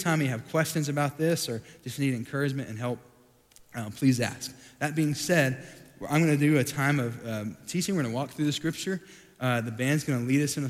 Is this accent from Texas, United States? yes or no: yes; Sweetwater, Texas, United States; moved away as an adult; also born or lived in Dallas, Texas; I grew up in Sweetwater, Texas, has about 11,000 people